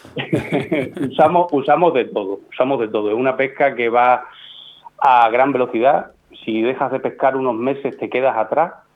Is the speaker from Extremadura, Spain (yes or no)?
yes; Extremadura, Spain; yo soy un extremeño